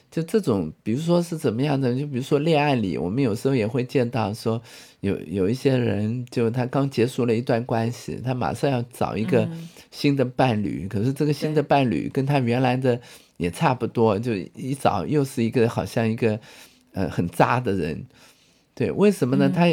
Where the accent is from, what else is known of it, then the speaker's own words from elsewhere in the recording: China; 人家我们中国人不是道道家都是讲嘛，有无相生